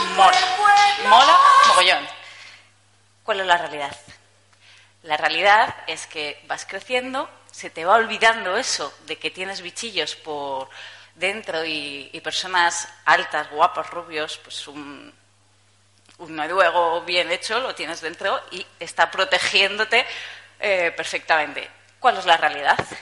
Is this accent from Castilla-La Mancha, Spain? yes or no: no; Zaragoza, Aragon, Spain; tengo 30 años, soy de Zaragoza